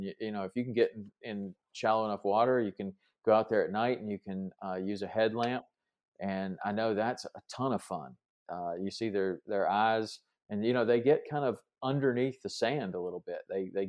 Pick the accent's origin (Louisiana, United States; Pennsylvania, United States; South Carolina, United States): South Carolina, United States; Growing up in South Carolina, we used to do a lot of flounder fishing.